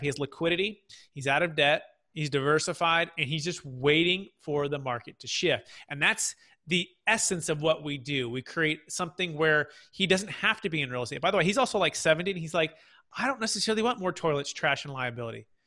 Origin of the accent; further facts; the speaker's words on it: Fremont, California, United States; I'm originally from the Bay Area. So Mission San Jose, Fremont